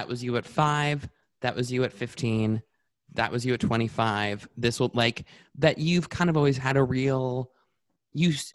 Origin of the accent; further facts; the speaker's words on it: Canada; as a Canadian